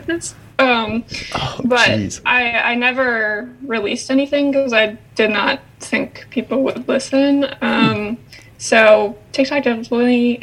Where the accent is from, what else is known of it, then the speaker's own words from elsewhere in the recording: Vermont, United States; also born or lived in Boston; I'm from Vermont, so I'm in my childhood home